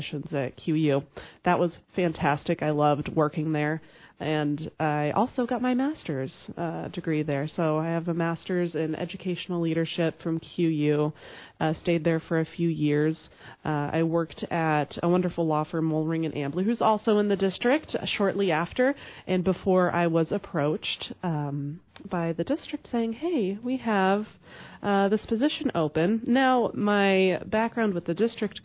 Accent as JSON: {"language": "English", "town": "Quincy", "region": "Illinois", "country": "United States", "tie": "born or raised there", "also_born_or_lived": "Arizona", "said": "I was born and raised in Quincy."}